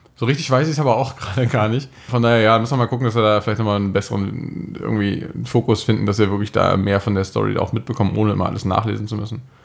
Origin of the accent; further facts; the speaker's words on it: Germany